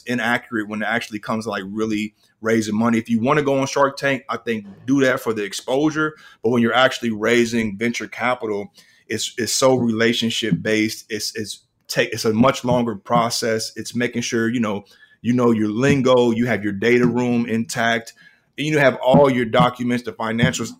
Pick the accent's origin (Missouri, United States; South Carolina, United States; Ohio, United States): Missouri, United States; Kansas City; moved away as an adult; now in Atlanta, United States; I'm originally from Kansas City. I'm in Atlanta now